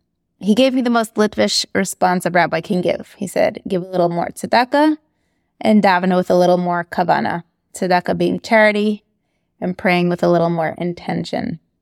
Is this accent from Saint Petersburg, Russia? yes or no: no; Moscow, Russia; growing up in Moscow, learning and knowing about the Americans rallying for Russian Jews